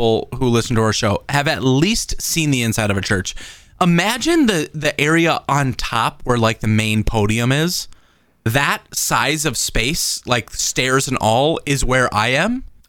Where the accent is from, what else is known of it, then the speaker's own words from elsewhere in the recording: United States; I'm an American